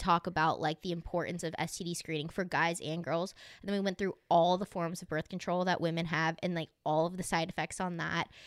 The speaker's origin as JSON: {"language": "English", "region": "the South", "country": "United States", "tie": "born or raised there", "said": "I grew up in the South"}